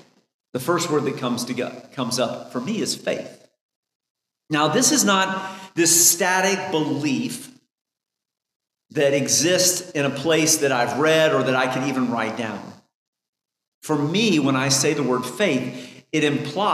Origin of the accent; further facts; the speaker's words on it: Indiana, United States; I grew up in Indiana for most of my adult life